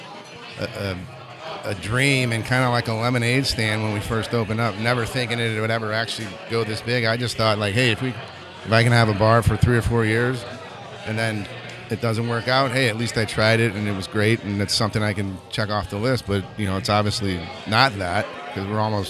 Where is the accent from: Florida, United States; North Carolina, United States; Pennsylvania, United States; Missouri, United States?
Missouri, United States; St. Louis; also born or lived in Chicago; growing up in St. Louis, and St. Louis is a big soccer town